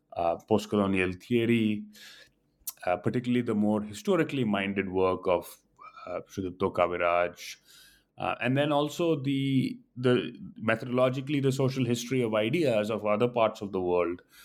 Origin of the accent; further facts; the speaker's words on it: United States; growing up, uh, as an Indian in the diaspora or in American-born confused